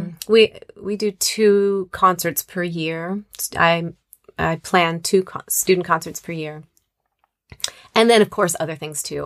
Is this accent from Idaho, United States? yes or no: yes; Moscow, Idaho, United States; moved away as an adult; also born or lived in Arizona / Chicago; I grew up in Moscow, Idaho